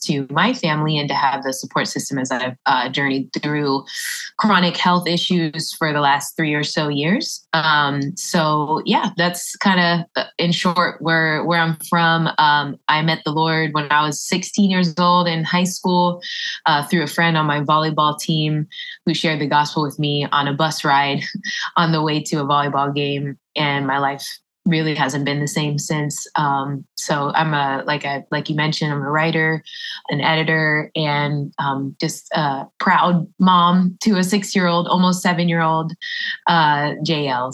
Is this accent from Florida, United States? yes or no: yes; Orlando, Florida, United States; also born or lived in Philippines / Tampa, Florida; I'm originally from Orlando. I was born in the Philippines, but I was raised in Orlando